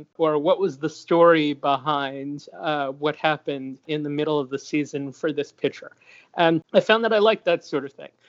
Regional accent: New York City, New York, United States; I grew up in the Upper East Side of Manhattan on 80th Street, just off of 3rd Avenue.

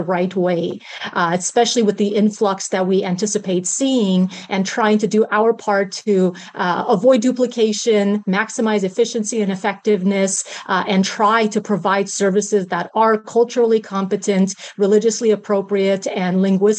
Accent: California Bay Area, United States; also born or lived in Afghanistan / Germany; We lived as refugees for 3 years in Germany before immigrating to the United States in 1983 to join my dad's side of the family, which lived in the California Bay Area.

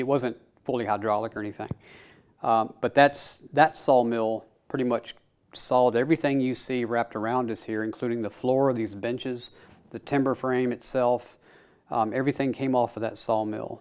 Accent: Middle Tennessee, United States; I was born and raised here in Middle Tennessee

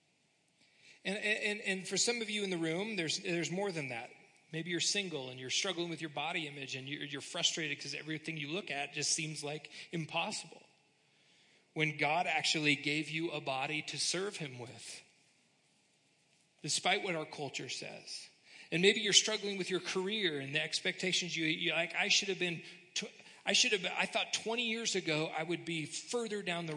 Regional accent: United States; we're kind of wired as American Christians

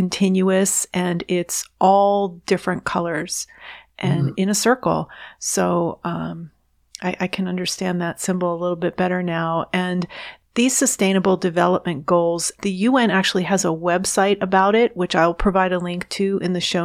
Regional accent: New York City, New York, United States; I was born here in the United States. I was actually born in New York City

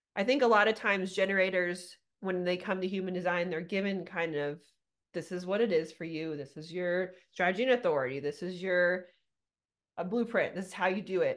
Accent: Southern California, United States; moved away as an adult; now in Littleton, United States; I'm originally from California, Southern California. I just moved here 10 years ago

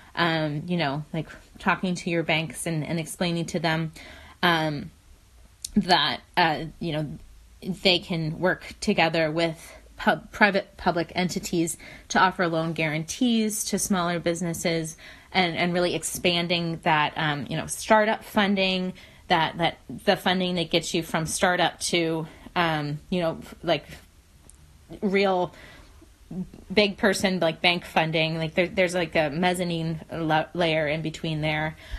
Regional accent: West Virginia, United States; moved away; I'm from West Virginia originally

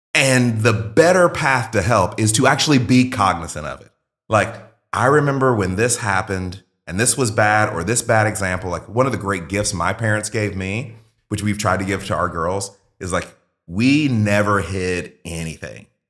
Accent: Mississippi, United States; I grew up in Mississippi, like, very poor when my parents were young

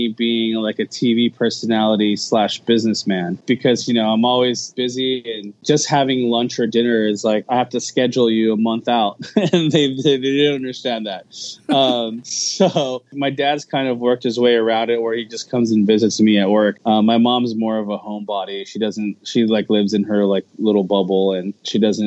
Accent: United States; first language Tagalog; English is a second language; I'm a first generation Filipino American

